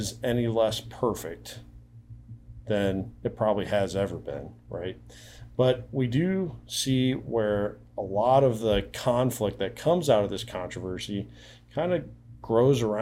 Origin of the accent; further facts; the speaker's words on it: Iowa, United States; a fellow Iowan